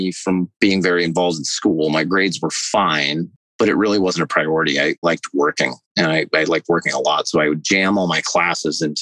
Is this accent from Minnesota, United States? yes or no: no; Phoenix, Arizona, United States; also born or lived in Southern California; I grew up in Phoenix